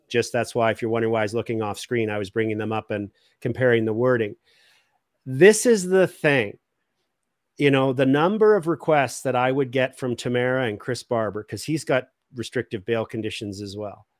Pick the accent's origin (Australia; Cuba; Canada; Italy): Canada; values as a Canadian that I was raised